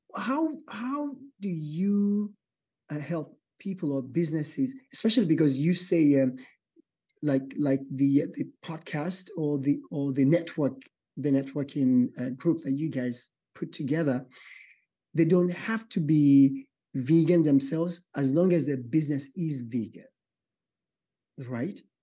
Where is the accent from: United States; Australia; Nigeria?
Nigeria; moved away; I'm from Nigeria, West Africa